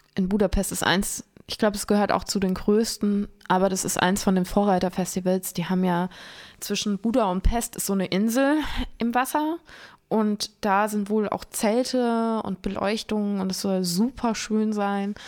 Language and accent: German; Lich, Hesse, Germany; mein Heimatort ist Lich. Das heißt, da, wo das Licher Bier herkommt